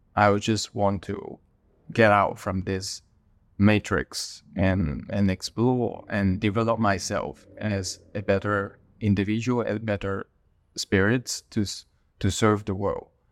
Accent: Hong Kong; moved away as an adult; I was born in Hong Kong. Most of my family are still in Hong Kong. Uh, but I left Hong Kong in two thousand eleven

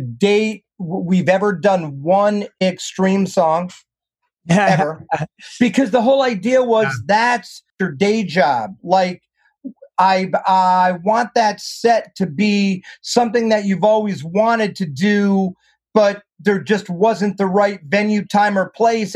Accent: Schenectady, New York, United States; moved away as an adult; also born or lived in Boston; now in Los Angeles, United States; I was raised in New York, and then I left there to go to Berkeley

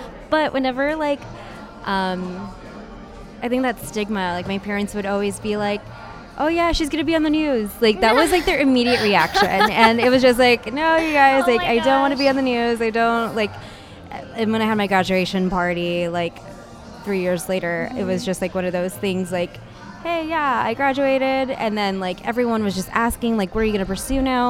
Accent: United States; I was born here in the States, and my parents came from the Philippines

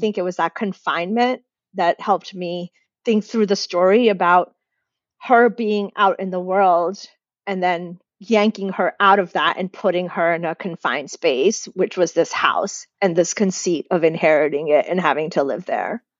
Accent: United States; accent: American; I'm Indian in my house and my family and my community, but as soon as I step outside, I'm American. I sound American

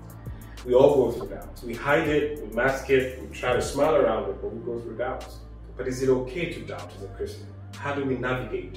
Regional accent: Nigeria; I come from Nigeria

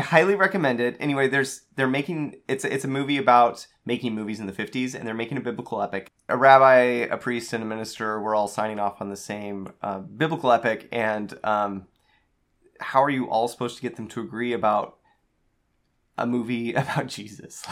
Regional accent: United States; growing up in the era we did, as American Latter-day Saints

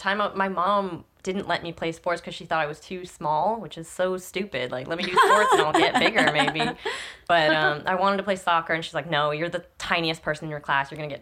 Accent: Palm Beach, Florida, United States; moved away; I'm from Palm Beach.

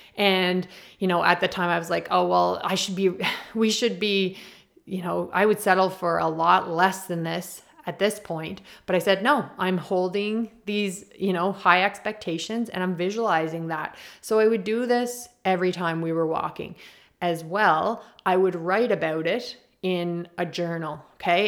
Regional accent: Prince Edward Island, Canada; I'm from Prince Edward Island and we're known for our potatoes

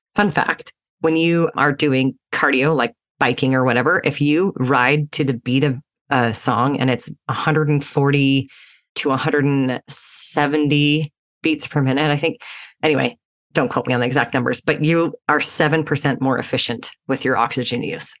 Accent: Utah, United States; I grew up in Utah as an athlete

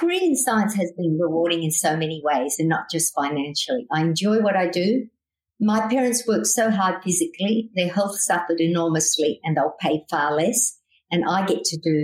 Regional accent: Broken Hill, New South Wales, Australia; moved away as an adult; growing up in Broken Hill, which is in outback New South Wales

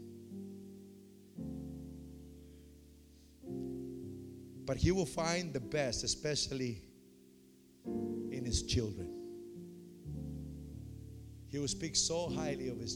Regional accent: Santa Rosa, United States; I'm from Santa Rosa.

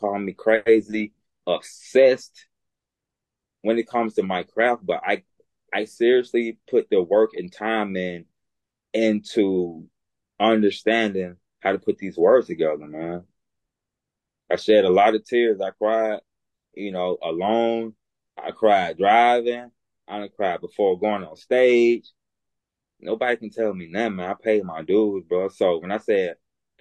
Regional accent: Alabama, United States; accent: Southern; growing up in Alabama, being raised by my grandmother

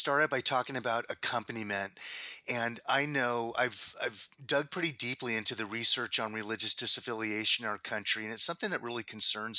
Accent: El Cajon, California, United States; growing up in El Cajon, California

